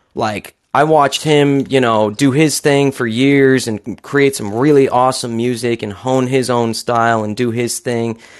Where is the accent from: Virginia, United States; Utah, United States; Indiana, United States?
Utah, United States; born and raised in Utah as well